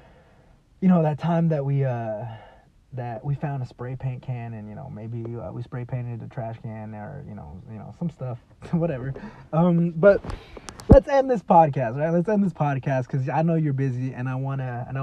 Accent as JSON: {"language": "English", "region": "Texas", "country": "United States", "also_born_or_lived": "California", "moved": "yes", "said": "I'm a Texan"}